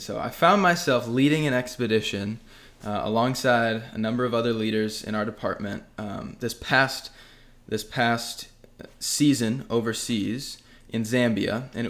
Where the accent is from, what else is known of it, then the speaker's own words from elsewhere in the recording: Dodgeville, Wisconsin, United States; also born or lived in Ohio; I was born in Ohio, but raised in Wisconsin for most of my life.